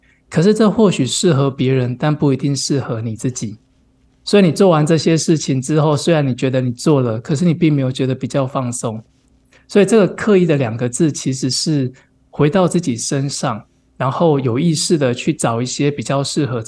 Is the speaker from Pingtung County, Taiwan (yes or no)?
yes; Pingtung County, Taiwan; now in Tainan, Taiwan; 我屏东人。